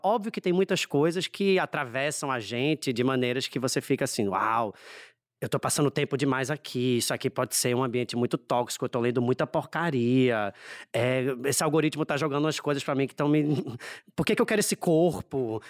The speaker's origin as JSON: {"language": "Portuguese", "town": "Recife", "region": "Pernambuco", "country": "Brazil", "tie": "born or raised there", "accent": "Nordestino", "said": "Recifense, cem por cento recifense. Meus pais são da Paraíba, mas eu nasci no Recife já."}